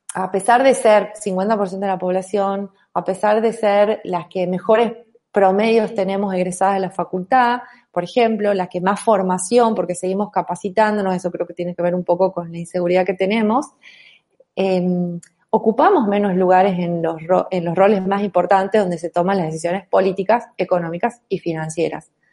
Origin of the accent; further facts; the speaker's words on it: Tucumán, Argentina; accent: tonada; also born or lived in Buenos Aires; yo soy tucumana, yo soy mujer